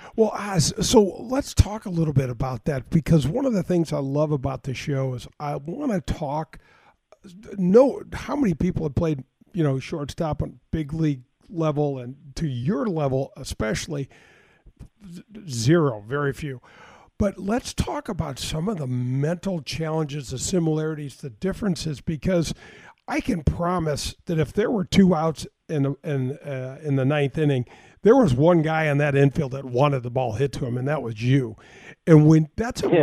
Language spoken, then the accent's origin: English; North County, Missouri, United States; I grew up in North County and I grew up as a caddy